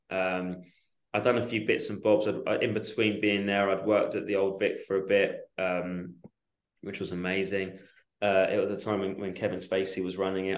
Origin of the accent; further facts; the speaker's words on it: Chigwell, East of England, United Kingdom; moved away as an adult; also born or lived in Portsmouth; I grew up in Essex, in Chigwell, in Essex